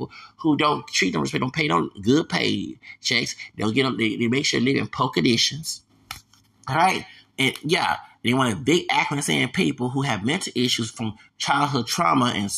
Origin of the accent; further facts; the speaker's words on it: United States; I'm American.